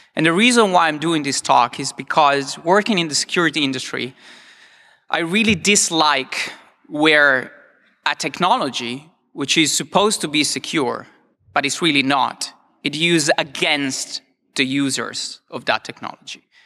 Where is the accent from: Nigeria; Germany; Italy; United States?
Italy; I'm from Italy